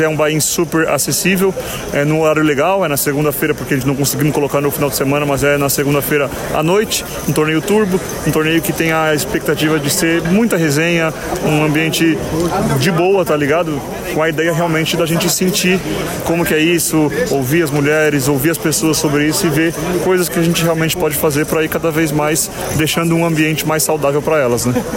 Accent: São Paulo, Brazil; na minha cidade natal

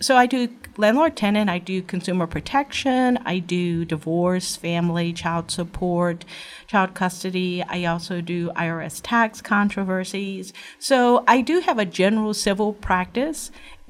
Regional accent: New Orleans, Louisiana, United States; I am from New Orleans originally and graduated from LSU Paul M. Hebert Law Center and worked at Southeast Louisiana Legal Services for 12 years in New Orleans doing poverty law.

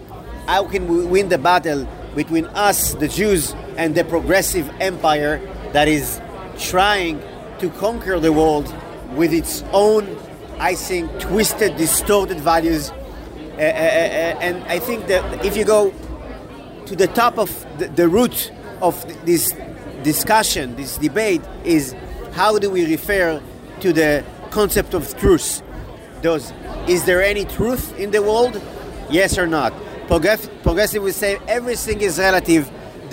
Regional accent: Jerusalem, Jerusalem District, Israel; moved away as an adult; now in Galilee, Israel; Grew up in Jerusalem.

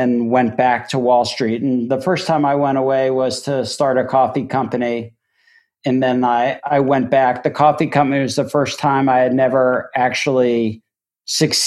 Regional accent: Miami, Florida, United States; moved away; also born or lived in Amherst, Massachusetts / New York; I grew up in Miami, Florida, selling frozen lemonade out of an un-air-conditioned

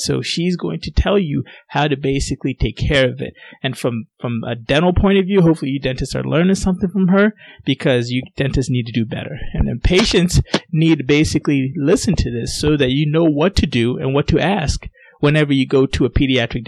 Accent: Ghana; now in United States; my parents were born in Ghana, and I was born in Ghana

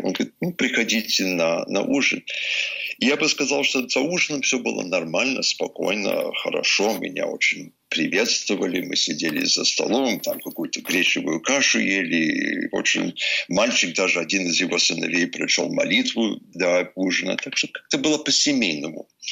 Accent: Vermont, United States; Russian is a second language; Вермонт, мой родной штат

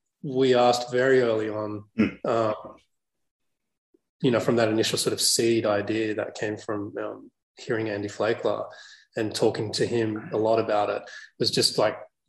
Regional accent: Australia; growing up in Australia, but I grew up in the burbs

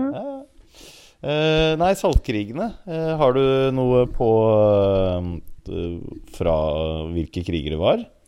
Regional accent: Oslo, Norway; jeg kommer fra Grorud, så en multietnisk samfunn

